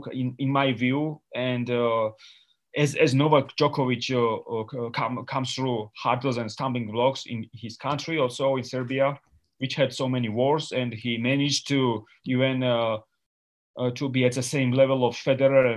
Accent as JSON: {"language": "English", "country": "Georgia", "tie": "born or raised there", "second_language": "English", "said": "I grew up in Georgia, and I had no electricity in 1990"}